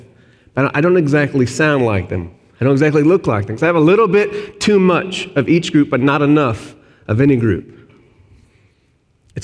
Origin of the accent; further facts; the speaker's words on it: Arkansas, United States; moved away; I'm from Arkansas, SEC country.